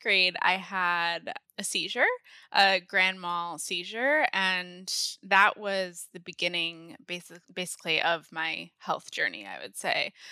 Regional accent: Maine, United States; moved away as an adult; also born or lived in San Diego / Connecticut; I grew up in Maine. I moved from San Diego when I was three, grew up in Maine, and went to college in Maine

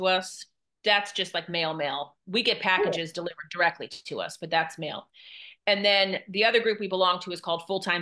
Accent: Maryland, United States; moved away as an adult; also born or lived in Texas; I'm originally from Maryland. My husband's originally from Indiana, and I grew up in Maryland.

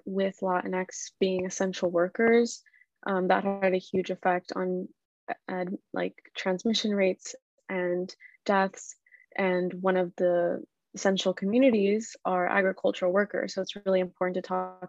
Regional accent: Central Valley of California, United States; I'm from the Central Valley of California, which is a huge agricultural region.

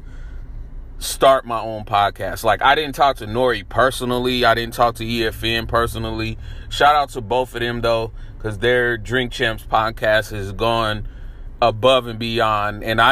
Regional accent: San Francisco, California, United States; I moved to San Francisco around 1984. I was about 3 when I first moved there.

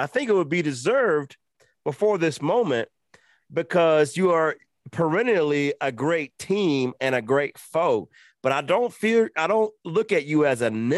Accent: Georgia, United States; I'm from Georgia

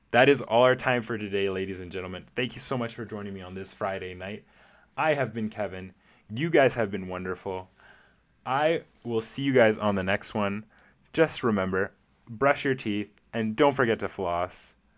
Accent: Canada; as a Canadian myself

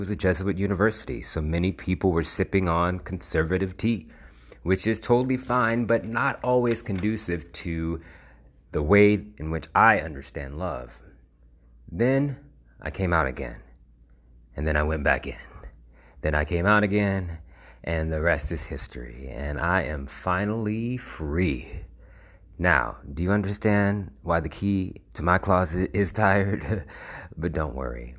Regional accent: United States; I'm a black man who was born and bred in America

